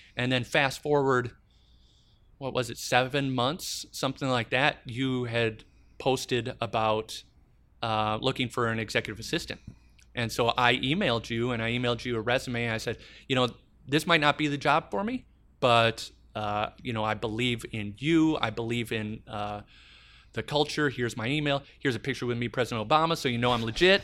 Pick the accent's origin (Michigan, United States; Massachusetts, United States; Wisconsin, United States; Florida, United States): Wisconsin, United States; Madison; I'm running the nicest hotel in my hometown.